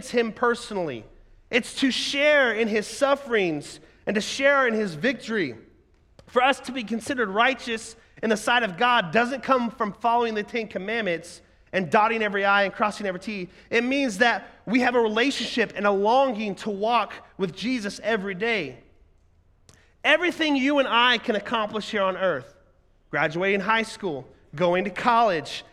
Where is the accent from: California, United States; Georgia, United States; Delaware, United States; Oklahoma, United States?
Oklahoma, United States; moved away as an adult; also born or lived in Ohio; I'm a 19-year-old, I'm moving from Oklahoma 13 hours to Ohio where I don't know anybody